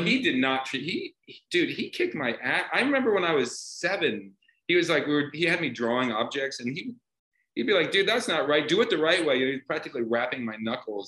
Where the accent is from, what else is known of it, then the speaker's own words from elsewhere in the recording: Iowa, United States; I grew up in the in, in, in the Midwest in Iowa